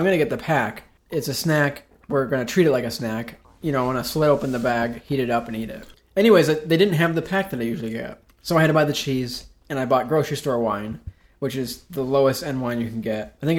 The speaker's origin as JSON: {"language": "English", "town": "Binghamton", "region": "New York", "country": "United States", "moved": "as an adult", "lives_now": "Syracuse, United States", "said": "I'm from the Binghamton area. I moved to Syracuse with my friend Joel Barnett"}